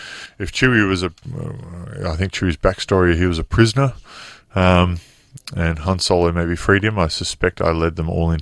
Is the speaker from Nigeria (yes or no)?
no; Wollongong, New South Wales, Australia; I'll just be with the kids back home in my hometown of Wollongong